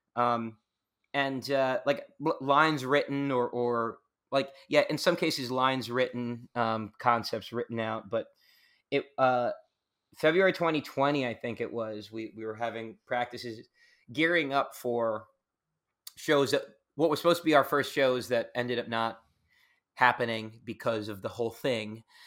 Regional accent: Long Island, New York, United States; moved away; I grew up in the suburbs. I grew up on Long Island, on the, on the border of Queens and Long Island

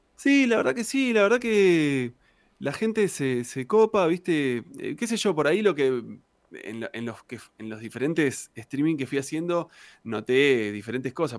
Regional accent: Río Gallegos, Santa Cruz, Argentina; moved away as an adult; also born or lived in Puerto San Julián / La Plata; yo soy de, Puerto San Julián, nací en Puerto San Julián, pero viví siempre en Río Gallegos hasta que me fui a La Plata a los 19 años.

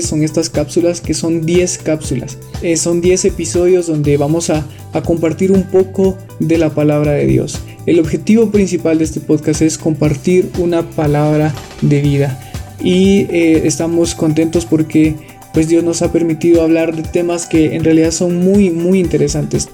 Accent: Quetzaltenango, Guatemala; Soy de la ciudad de Quetzaltenango, Guatemala

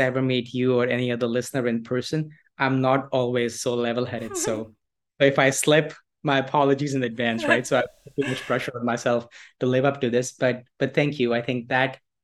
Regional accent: Delhi, India; moved away as an adult; also born or lived in United States / Toronto, Canada; now in Goa, India; I was born in Delhi in India, and I have lived more or less my life in India till my early 20s.

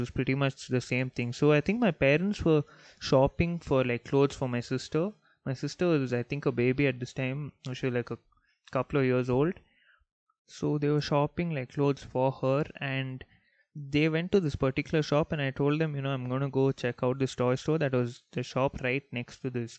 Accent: Bangalore, Karnataka, India; also born or lived in Saudi Arabia; me being a Mallu, born and brought up in Bangalore

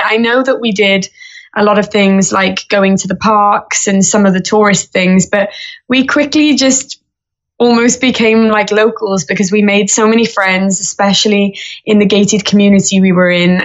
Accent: Wales, United Kingdom; I say from the UK, but I am from Wales

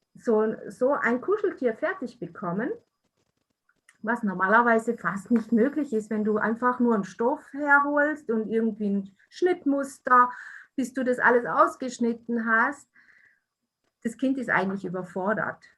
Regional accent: Italy; moved away; stamme aus Italien

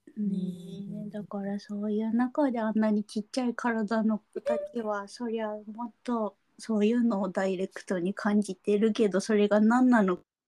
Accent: Nagoya, Aichi, Japan; moved away as an adult; also born or lived in Tokyo; 名古屋に飛んで帰りましたもんね

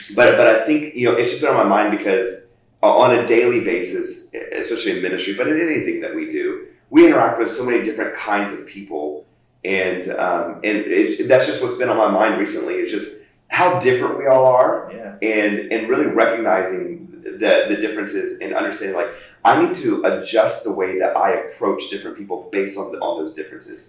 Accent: United States; as Americans, we're, we're, we're kind of almost ingrained in running this fast pace

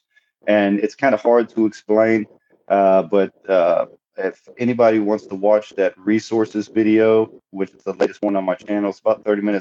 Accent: Southeast Texas, United States; I'm from Texas. I was born and raised in Southeast Texas

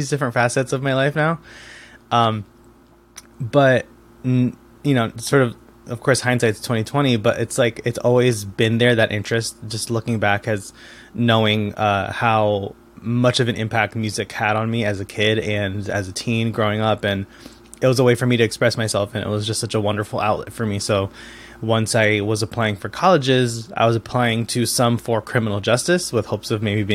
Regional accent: Bridgeport, Connecticut, United States; first language Spanish; English is a second language; also born or lived in Trumbull, Connecticut; I was born and raised in Connecticut, in Bridgeport, and then moved a town over to Trumbull for high school

